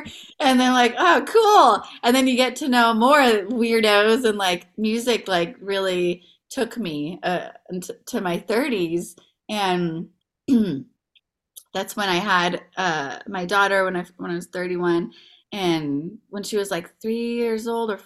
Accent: San Mateo, California, United States; also born or lived in Iran / Belmont; I grew up in the Bay Area

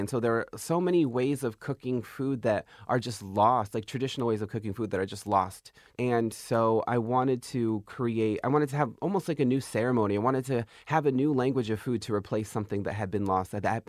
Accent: California, United States; I'm from an Indian reservation outside of San Diego.

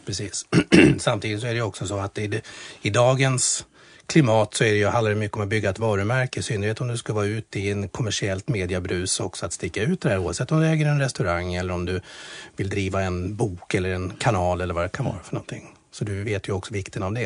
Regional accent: Strängnäs, Södermanland, Sweden; vi är uppvuxna i Strängnäs båda två

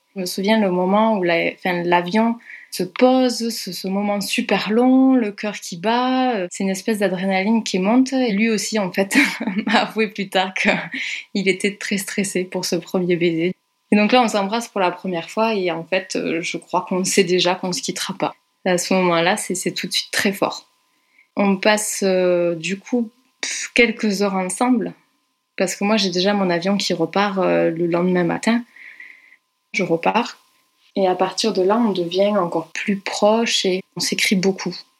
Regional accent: Carcassonne, Occitania, France; moved away as an adult; also born or lived in Brussels, Belgium; je suis originaire de Carcassonne

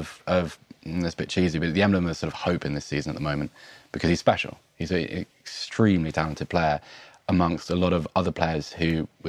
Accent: Bath, South West England, United Kingdom; born or raised there

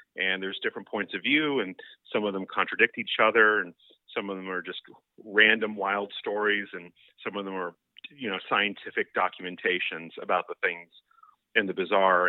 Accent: Seminole, Florida, United States; I grew up in Seminole, Florida

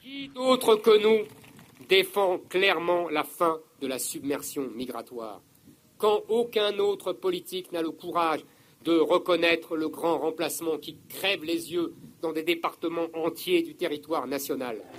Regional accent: France; J'ai grandi dans la France du général de Gaulle

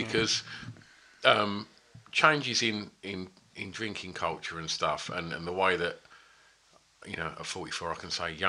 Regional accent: Tilbury, East of England, United Kingdom; I grew up, I was born in Tilbury, which is a bit further down the road from where we are right now.

